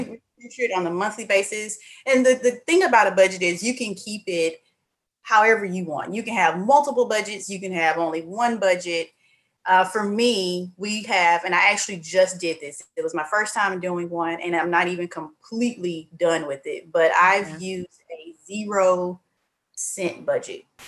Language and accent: English; Mississippi, United States; now in Houston, United States; I'm from Mississippi, but I'm currently in Houston, Texas.